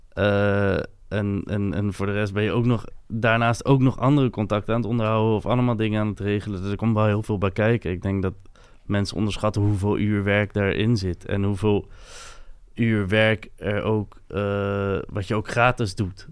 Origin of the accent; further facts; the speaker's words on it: Capelle aan den IJssel, South Holland, Netherlands; first language French; Dutch is a second language; in Capelle, bij mij in de buurt, waren heel veel Molukse jongen